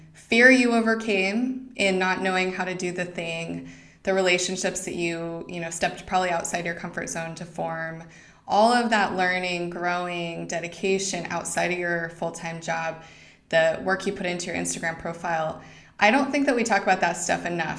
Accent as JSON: {"language": "English", "region": "Idaho", "country": "United States", "tie": "born or raised there", "moved": "yes", "said": "I didn't grow up in Montana, but I grew up in Idaho."}